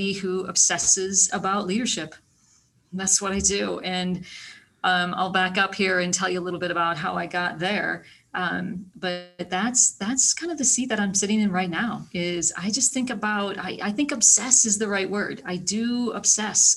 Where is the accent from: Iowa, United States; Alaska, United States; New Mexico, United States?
Iowa, United States; small town; I am from small town Iowa. Born in small town Iowa, you know, went through school